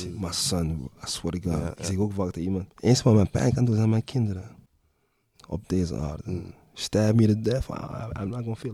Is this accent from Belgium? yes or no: no; Brooklyn, New York, United States; Ja, is raar dat ik deze ga zeggen, maar ik ben in Brooklyn opgegroeid.